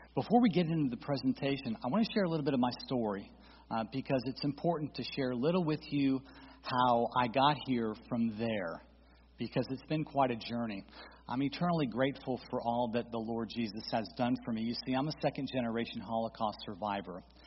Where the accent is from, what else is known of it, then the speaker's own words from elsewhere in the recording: St. Petersburg, Florida, United States; also born or lived in Daytona Beach, Florida; I was born in Daytona, raised in St. Petersburg in a Reformed Jewish household